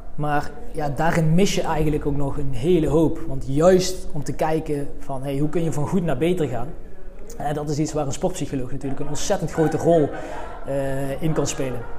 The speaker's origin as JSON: {"language": "Dutch", "town": "Veldhoven", "region": "North Brabant", "country": "Netherlands", "said": "Ik kom uit Veldhoven, ligt in de buurt van Eindhoven."}